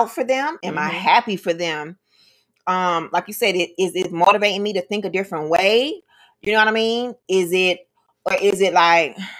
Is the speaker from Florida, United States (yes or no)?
yes; Miami, Florida, United States; that's the type of people that we are anyway from Miami.